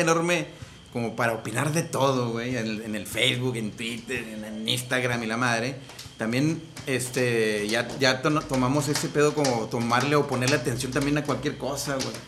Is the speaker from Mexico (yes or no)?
yes; Monterrey, Nuevo León, Mexico; cuando dicen regios, es porque somos de la región de las montañas